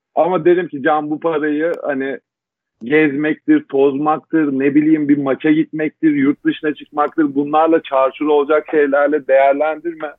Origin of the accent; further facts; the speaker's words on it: Istanbul, Turkey; 12 Mart 1989 İstanbul Kadıköy doğumluyum. Ee, çocukluğumu ilkokul dönemi anneannemin bulunduğu anneannemle geçirdim.